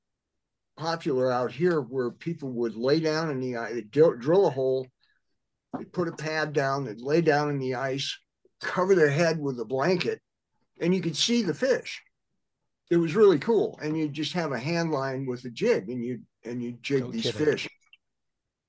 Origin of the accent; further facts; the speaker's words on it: Minnesota, United States; moved away; I grew up in the Midwest and mostly in Minnesota.